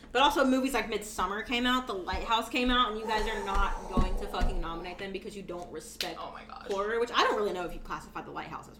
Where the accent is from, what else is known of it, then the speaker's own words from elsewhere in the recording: the South, United States; accent: Southern; as a Southerner